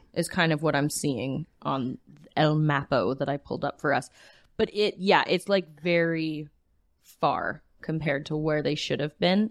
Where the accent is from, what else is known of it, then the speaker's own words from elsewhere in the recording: Wetaskiwin, Alberta, Canada; where I grew up in Wetaskiwin